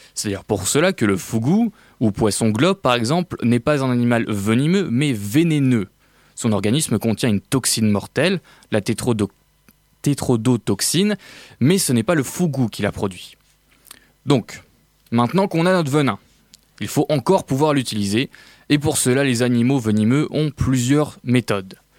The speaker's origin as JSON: {"language": "French", "country": "France", "said": "On est français"}